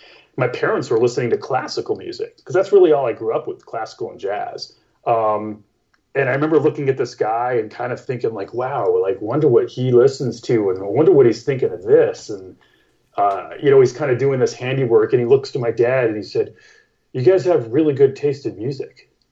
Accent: Phoenix, Arizona, United States; being a young kid in Prescott, Arizona, which I grew up in Phoenix, but we had like a little, you know, winter cabin there.

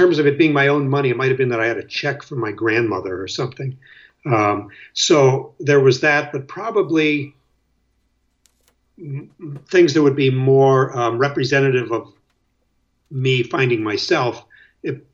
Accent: Erie, Pennsylvania, United States; also born or lived in Chicago, Illinois; now in Greenwich, New York, United States; I was born in Chicago, then we moved to Erie when I was about two

